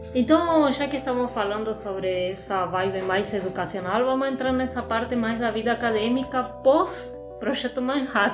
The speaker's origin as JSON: {"language": "Portuguese", "country": "Argentina", "also_born_or_lived": "Paraíba, Brazil", "second_language": "Portuguese", "moved": "as an adult", "lives_now": "Brazil", "said": "eu sou argentina disfarçada brasileira"}